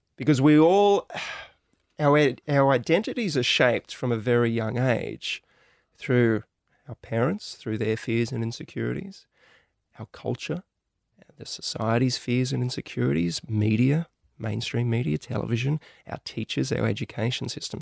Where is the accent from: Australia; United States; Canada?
Australia; us growing up in Australia